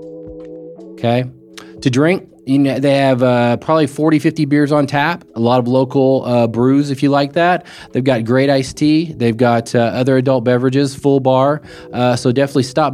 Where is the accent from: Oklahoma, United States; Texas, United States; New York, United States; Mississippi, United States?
Oklahoma, United States; Muskogee; also born or lived in Wisconsin / Alabama / Louisiana; now in Norman, United States; I like being from there. Muskogee's got a lot of things that are going on right now, and I grew up there.